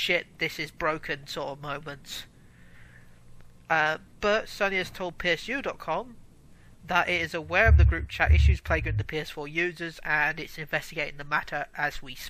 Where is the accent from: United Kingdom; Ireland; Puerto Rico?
United Kingdom; accent: British; I'm British